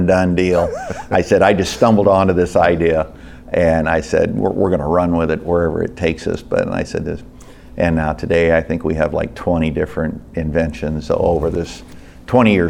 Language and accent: English; Illinois, United States; I'm from Illinois